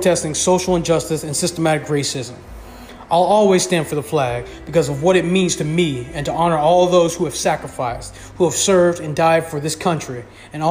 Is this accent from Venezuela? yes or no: yes; Venezuela; now in United States; I'm an immigrant myself. I come from Venezuela